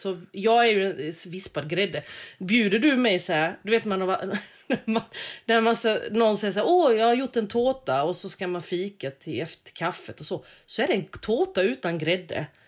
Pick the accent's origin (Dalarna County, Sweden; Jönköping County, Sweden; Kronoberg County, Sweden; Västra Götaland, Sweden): Kronoberg County, Sweden; Växjö; gjorde vi hemma i Växjö